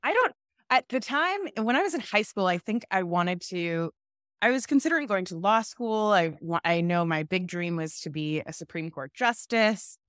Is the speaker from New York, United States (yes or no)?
no; Orlando, Florida, United States; moved away as an adult; also born or lived in Stanford; I grew up in Florida, in Orlando, in a great family